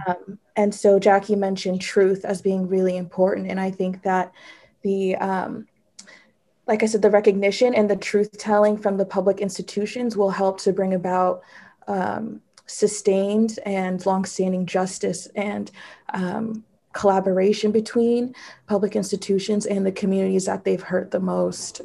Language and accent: English; San Francisco, California, United States; growing up in San Francisco